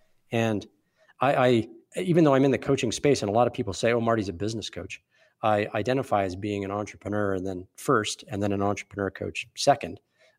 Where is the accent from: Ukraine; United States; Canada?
Canada; Calgary, Alberta; My background's pretty entrepreneurial. I'm from Calgary.